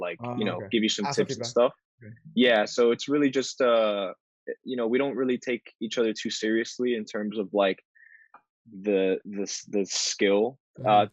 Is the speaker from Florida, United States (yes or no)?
yes; Miami, Florida, United States; I grew up in Miami, and in Miami there's there's a large Hispanic community